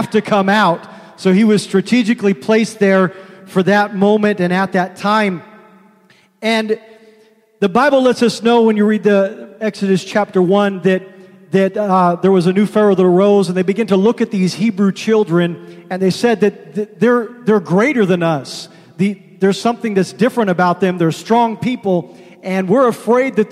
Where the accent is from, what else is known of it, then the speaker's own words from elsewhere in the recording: Seattle, Washington, United States; when I was a kid growing up in the Seattle area